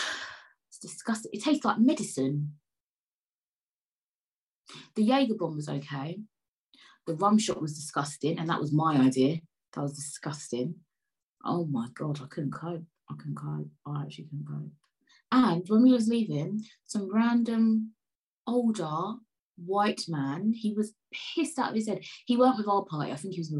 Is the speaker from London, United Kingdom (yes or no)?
yes; London, United Kingdom; I was born in Peckham